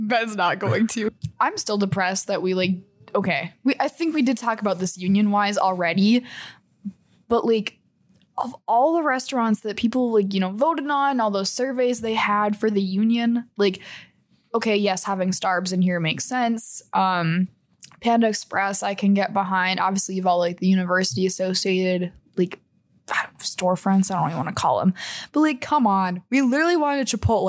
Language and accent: English; Canada; Okay, never mind. And that's on being Canadian.